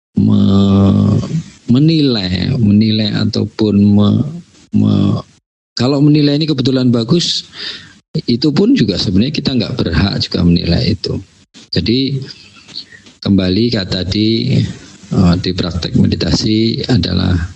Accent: Java, Indonesia; saya, eh, ini Jawa

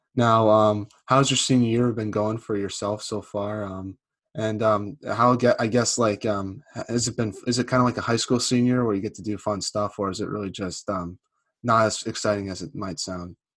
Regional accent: New England, United States; I'm from the New England area

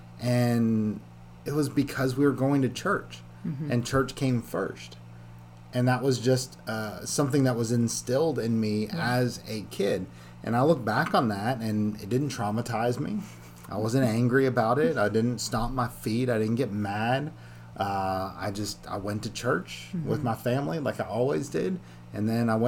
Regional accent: Canada; I grew up in Canada.

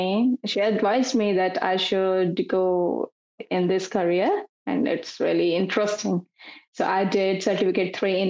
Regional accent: India; moved away as an adult; also born or lived in Melbourne, Australia; now in Adelaide, Australia; I am 24 years old and I grew up in India. It's been 3 years I'm here in Australia, and came directly to Melbourne, and it's been 7-8 months since I'm here in Adelaide.

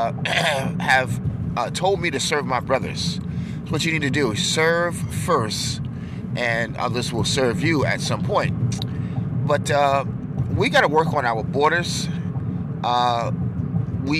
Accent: New York, United States; I'm from New York

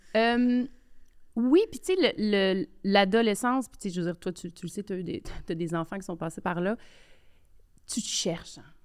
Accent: Quebec City, Quebec, Canada; j'ai grandi euh, à Québec, quartier populaire de Limoilou.

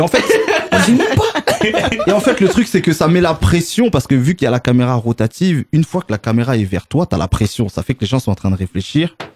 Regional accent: Sarcelles, Île-de-France, France; on est originaire de Sarcelles

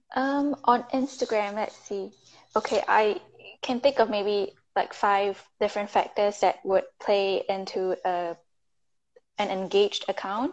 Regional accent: Singapore; moved away; I'm from Singapore, but I'm currently in the US

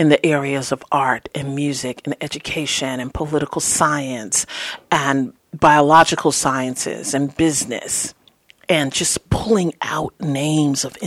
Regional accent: New York, United States; also born or lived in the South (summers); growing up in New York

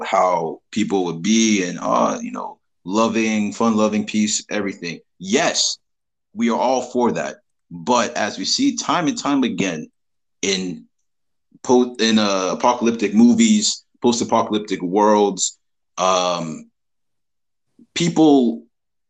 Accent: United States; I'm American.

